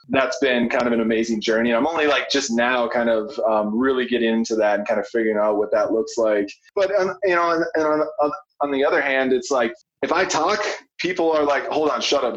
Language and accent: English; Minnesota, United States; moved away as an adult; now in Colorado, United States; growing up in Minnesota